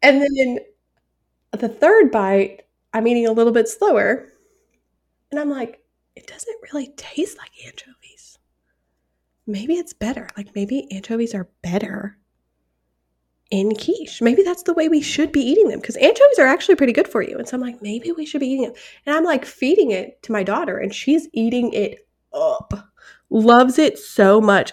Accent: United States; I'm American

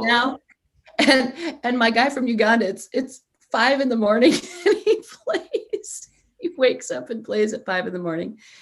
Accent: United States; also born or lived in Italy (ancestry); i am obviously American

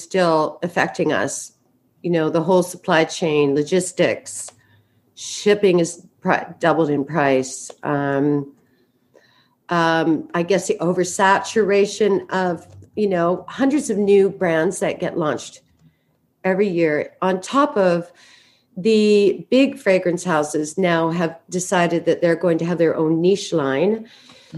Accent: Vancouver, British Columbia, Canada; I grew up in Vancouver, Canada.

